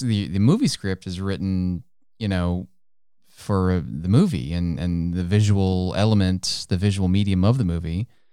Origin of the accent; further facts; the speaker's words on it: United States; first language English; I'm American, doggone it. That's all I speak is English